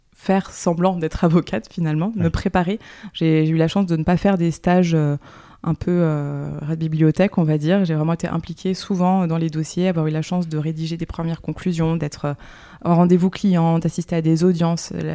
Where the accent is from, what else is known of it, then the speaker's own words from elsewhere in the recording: Le Havre, Normandy, France; also born or lived in Paris; now in Nantes, France; J'ai passé mon enfance au Havre, en Normandie